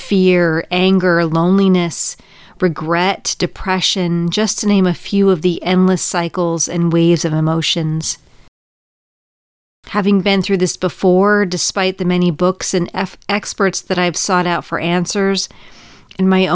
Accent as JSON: {"language": "English", "region": "California", "country": "United States", "tie": "born or raised there", "moved": "as an adult", "said": "Growing up in California with a lot of childhood trauma"}